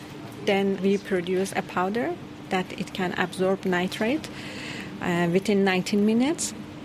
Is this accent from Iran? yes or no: yes; Iran; moved away as an adult; now in New Zealand; I'm a PhD student. I'm originally from Iran.